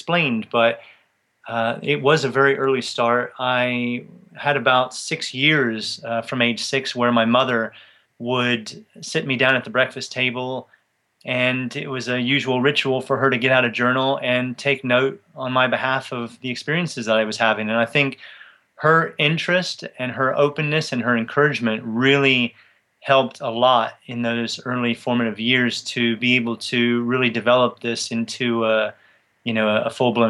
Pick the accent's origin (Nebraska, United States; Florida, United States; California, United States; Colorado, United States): Florida, United States; Tampa; moved away as an adult; now in England; I grew up in Tampa, Florida, and I stayed in the U.S. till I was 23 years old